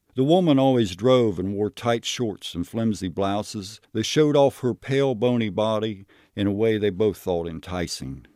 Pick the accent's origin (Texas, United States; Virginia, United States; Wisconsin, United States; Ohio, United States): Ohio, United States; Knockemstiff; I grew up in Knockham Stiff. It wasn't actually a city. It was a very small village. I lived there from the time I was, uh, you know, about a year old until I was seventeen